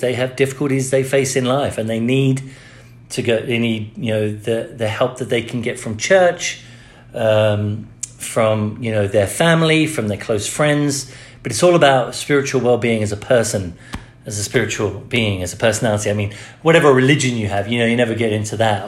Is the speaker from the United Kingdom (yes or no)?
yes; England, United Kingdom; now in United States; I grew up in the Church of England. When I moved to America